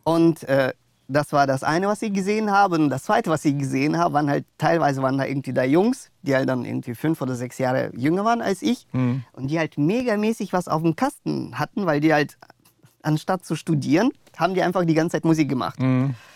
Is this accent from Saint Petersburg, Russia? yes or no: no; Moscow, Russia; now in Germany; also ich bin in Russland geboren, ja. also in Moskau aufgewachsen. Dann sind wir, sind wir mit der Familie äh, nach Deutschland gekommen